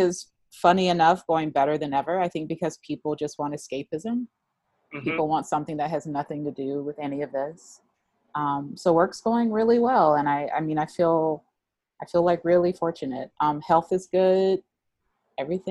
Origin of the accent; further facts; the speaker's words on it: the South, United States; moved away; I'm from the South